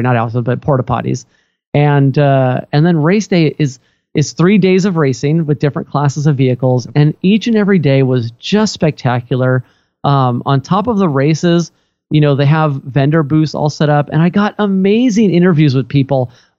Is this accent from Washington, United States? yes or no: yes; Redmond, Washington, United States; my hometown here in Redmond, Washington.